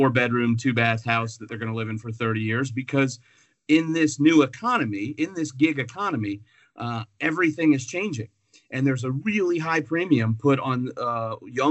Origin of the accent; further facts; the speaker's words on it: Seminole County, Florida, United States; when I was growing up, my dad worked downtown. My mom was a school teacher in the district.